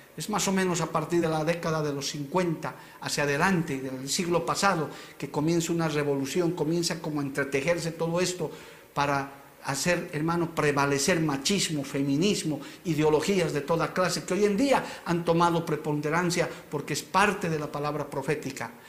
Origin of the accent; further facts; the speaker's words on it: Bolivia; como bolivianos